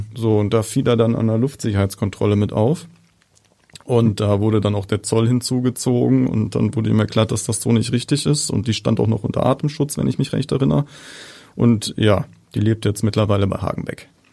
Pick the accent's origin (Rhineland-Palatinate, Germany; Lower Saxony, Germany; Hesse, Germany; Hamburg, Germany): Hamburg, Germany; als echter Hamburger